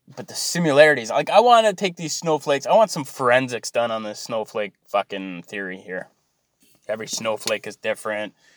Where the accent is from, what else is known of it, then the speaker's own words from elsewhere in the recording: Canada; I'm Canadian